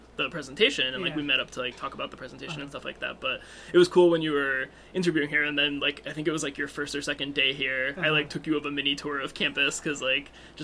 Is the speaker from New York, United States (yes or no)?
no; southern Connecticut, United States; I'm from southern Connecticut, but, I mean, the hardcore punk scene in my hometown was, like, kind of a big draw for a lot of the bands.